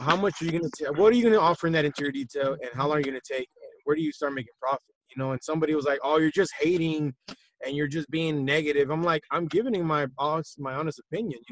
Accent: Texas, United States; also born or lived in Tennessee; I'm from Texas

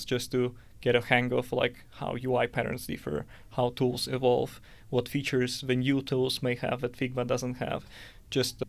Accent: Siberia, Russia; moved away as an adult; now in Helsinki, Finland; I'm originally from Siberia

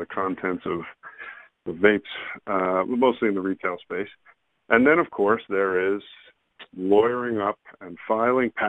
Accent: United States; also born or lived in Canada; now in Israel; I'm an American. I also am a naturalized Canadian that's living there for years. And I'm an Israeli as well. And I currently reside in Israel.

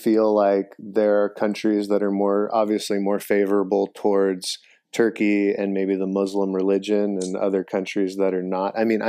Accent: United States; as an American

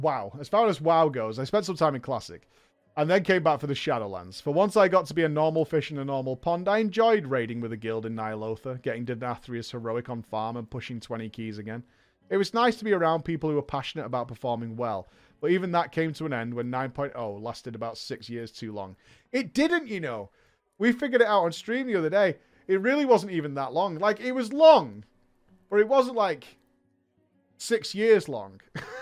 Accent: Florida, United States; Now, on a side note, I mentioned I was from Florida. Florida has a very large Latin population.

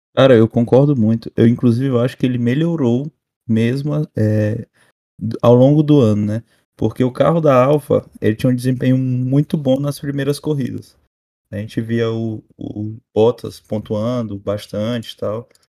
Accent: Brazil; A gente é brasileiro

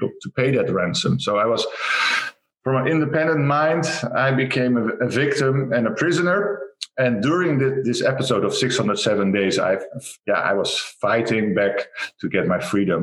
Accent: Rotterdam, South Holland, Netherlands; from the Netherlands, Rotterdam.

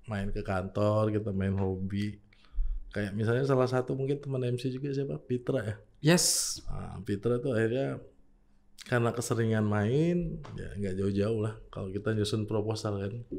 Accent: Makassar, South Sulawesi, Indonesia; Tapi saya sendiri kalau tanyain orang Makassar karena saya lahir besar

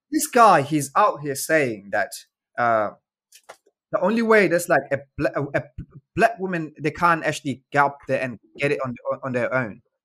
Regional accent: South Africa; moved away; I grew up in South Africa with my grandma

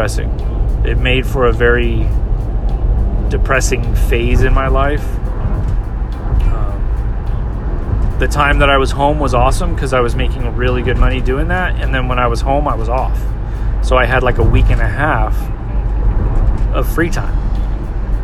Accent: California, United States; I was from California

